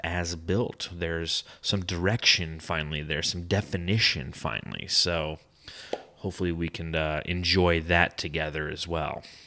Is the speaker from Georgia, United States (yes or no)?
no; Sepulveda, California, United States; also born or lived in Phoenix, Arizona / Simi Valley, California / Moorpark, California; I was actually born in eighty-two in Phoenix, Arizona, the Valley of the Sun, but I grew up in Southern California in eighty-five. My family moved out to Sepulveda, California, in the San Fernando Valley